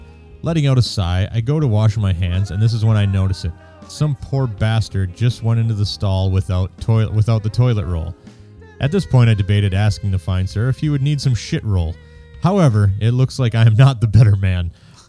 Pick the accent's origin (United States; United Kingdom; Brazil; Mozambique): United Kingdom; Being British, I try to avoid embarrassment and confrontation at all costs.